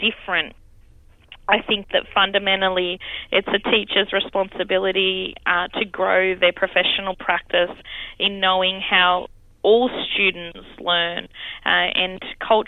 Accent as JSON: {"language": "English", "town": "Campbelltown", "region": "New South Wales", "country": "Australia", "tie": "born or raised there", "said": "But here is where I've been born and raised."}